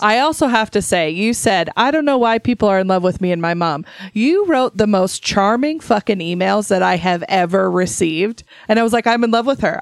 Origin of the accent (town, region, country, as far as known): Idaho, United States; born or raised there; moved away